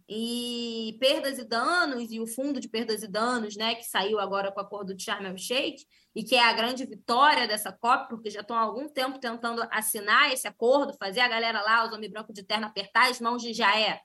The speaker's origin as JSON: {"language": "Portuguese", "region": "Rio de Janeiro", "country": "Brazil", "tie": "born or raised there", "said": "sou cria de Realengo Zona Oeste do Rio de Janeiro, é onde eu construí é, tudo aquilo de quem eu sou"}